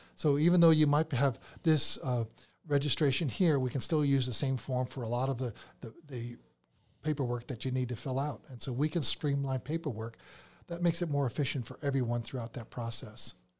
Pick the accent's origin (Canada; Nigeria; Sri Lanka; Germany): Canada; Toronto, Ontario; moved away as an adult; also born or lived in Pennsylvania, United States; now in Georgia, United States; I was, I was born in Pennsylvania, so lived there first to fourth, but then my dad got transferred up to Toronto, uh, Canada. And so fifth grade through, you know, college, uh, I lived up in Canada